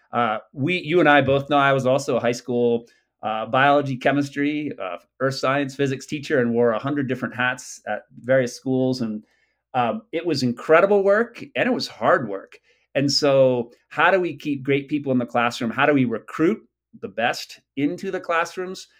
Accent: New England, United States; I grew up in New England when chestnuts were still around

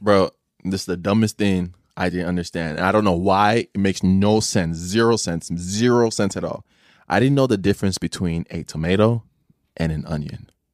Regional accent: Chicago, Illinois, United States; I grew up in Chicago, so it's, like, concrete everywhere

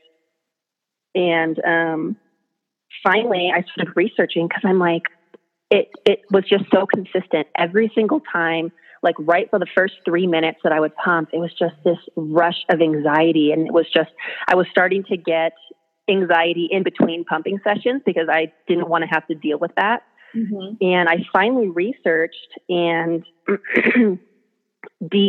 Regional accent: North Idaho, United States; also born or lived in Southern California; I've lived in North Idaho since I was 7 years old. I'm originally from Southern California

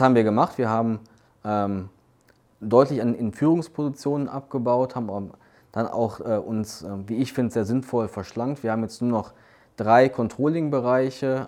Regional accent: Duisburg, North Rhine-Westphalia, Germany; Ich bin ähm, gebürtiger Duisburger, habe auch in Duisburg studiert

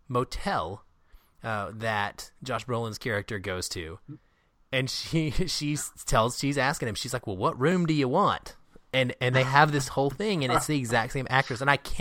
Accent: Arkansas, United States; now in Seattle, United States; I know these people from my life growing up in Arkansas, southern Arkansas, even like that's exactly how things work. Now I live in Seattle now

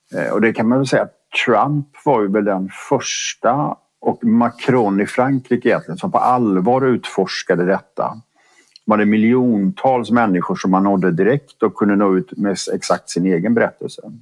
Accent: Borås, Västra Götaland, Sweden; jag är född och uppvuxen i Borås

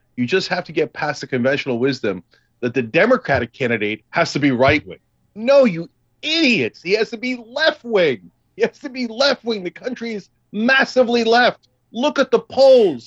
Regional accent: Freehold, New Jersey, United States; I partly grew up in Freehold, and he grew up on Randolph Street, and I grew up on Randolph Road

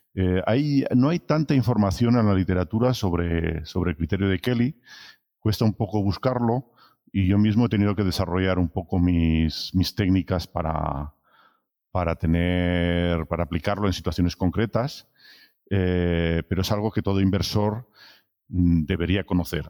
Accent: Barcelona, Catalonia, Spain; moved away as an adult; also born or lived in France; soy originario de Barcelona, pero he estado trabajando siempre en el extranjero

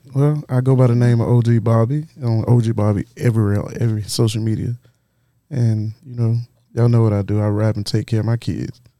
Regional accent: Florence, South Carolina, United States; I'm from Florence. I'm from Florence and Darlington

